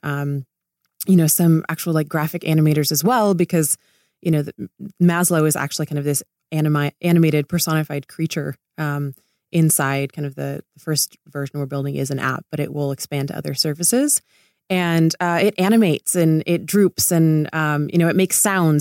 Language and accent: English; Laguna Beach, California, United States; I grew up in Laguna Beach